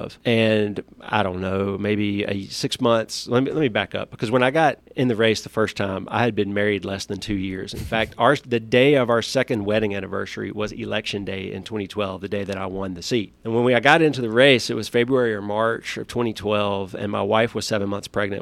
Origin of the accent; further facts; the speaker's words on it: Ackerman, Mississippi, United States; I grew up there, graduated from Ackerman High School in 1991